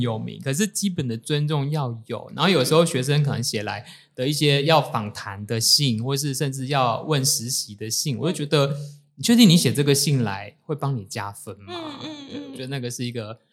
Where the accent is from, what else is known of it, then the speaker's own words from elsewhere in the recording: Tainan, Taiwan; 我是台南人